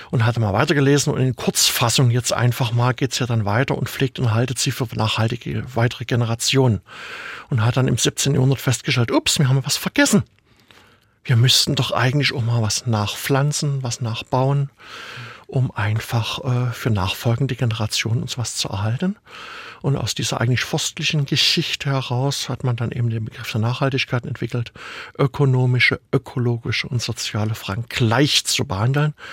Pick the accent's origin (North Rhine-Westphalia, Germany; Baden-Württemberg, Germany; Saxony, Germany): Saxony, Germany; Dresden; born there; der letzteren, gebürtiger Dresdner, was mein Vater dahin verschlagen hatte.